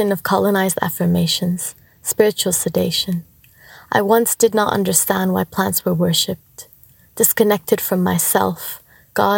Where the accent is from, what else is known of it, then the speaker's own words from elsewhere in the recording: Canada; moved away as an adult; also born or lived in Mexico; now in Australia; I come from Anahuac, also known as Mexico. I have lived there for a short amount of time before my family and I were forced to move to Canada as refugees. Spent a lot of my time growing up in Canada